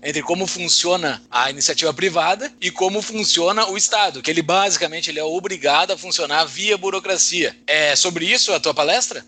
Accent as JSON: {"language": "Portuguese", "country": "Brazil", "said": "nós que somos brasileiros"}